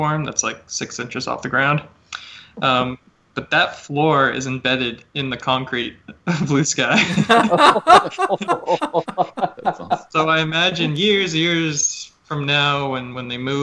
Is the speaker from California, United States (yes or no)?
yes; California, United States; moved away as an adult; I'm from California